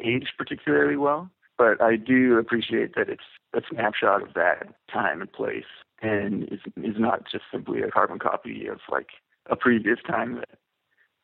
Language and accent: English; Vancouver, British Columbia, Canada; I was born and raised in Vancouver, which is kind of unique, actually